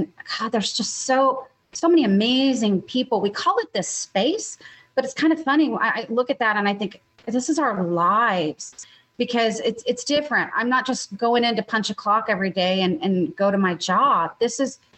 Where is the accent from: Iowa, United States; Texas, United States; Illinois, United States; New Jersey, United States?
Texas, United States; as a Texan